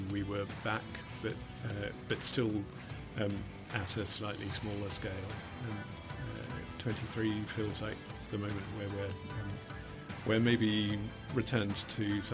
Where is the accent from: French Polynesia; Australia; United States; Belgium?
Australia; growing up in Australia in the 70s, 80s